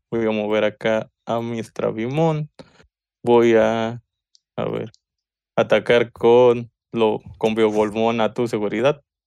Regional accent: Mexico; soy mexicano

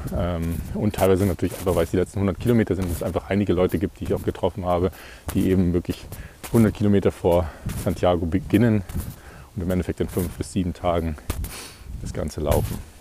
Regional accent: Ingolstadt, Bavaria, Germany; in meiner Heimatstadt in Ingolstadt

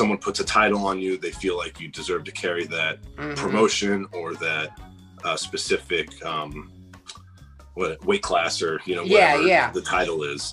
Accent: San Francisco Bay Area, California, United States; I was born and raised in the San Francisco Bay Area. I still live there currently

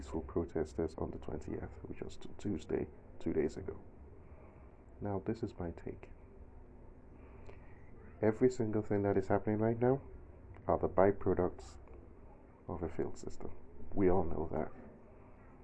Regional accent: southern Nigeria, Nigeria; accent: Southern Nigerian; I'm a Southerner. That should be obvious anyway, if you're familiar with Nigeria from the accent

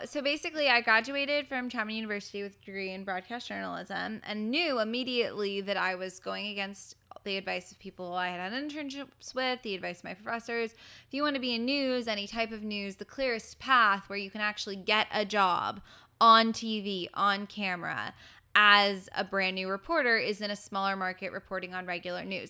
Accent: Los Angeles, California, United States; I'm from Los Angeles, my family's here

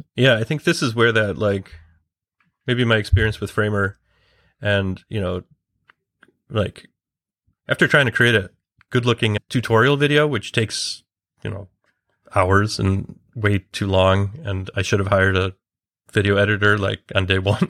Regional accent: Chicago, Illinois, United States; moved away as an adult; now in London, United Kingdom; I am based in London, but I'm originally from Chicago, and I've been in the U K for a couple of years

